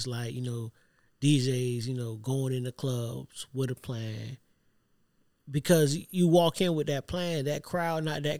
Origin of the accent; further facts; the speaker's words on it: Savannah, Georgia, United States; I'm from Savannah.